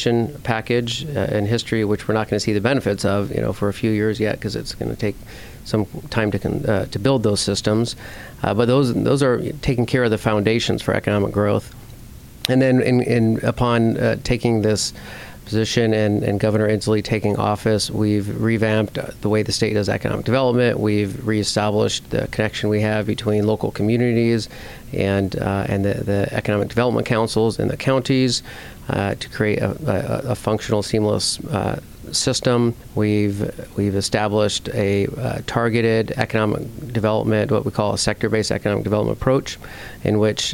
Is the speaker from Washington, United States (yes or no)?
yes; Washington, United States; also born or lived in Yakima, Washington; I'm from Washington State, lived in Yakima, went to school at WSU